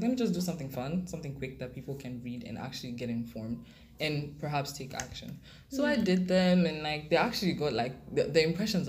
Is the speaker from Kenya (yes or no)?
yes; Kenya; because I grew up in Kenya. If I had grown up in Cameroon, I probably would have been like my parents.